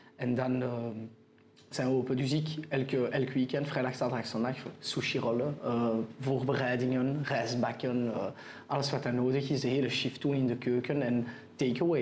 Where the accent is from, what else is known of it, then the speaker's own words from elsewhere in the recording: Antwerp, Flanders, Belgium; accent: French; first language French; Dutch is a second language; also born or lived in Israel / Keerbergen / Brasschaat; Ik ben geboren en getogen in Antwerpen. Okay. Uh, eh, Franstalig opgevoed